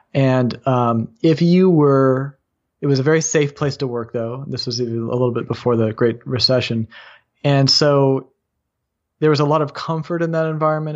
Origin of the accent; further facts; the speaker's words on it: Bay Area of California, United States; also born or lived in Los Angeles, California; I grew up in the Bay Area of California